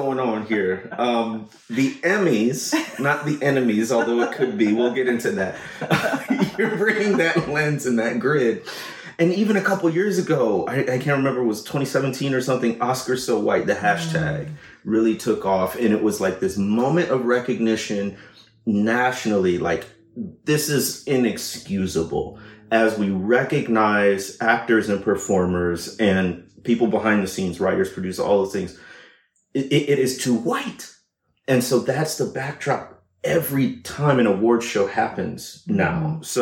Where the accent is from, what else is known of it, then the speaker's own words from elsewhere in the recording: near Chicago, Illinois, United States; we grew up in Chicago in the 90s, and so near Chicago.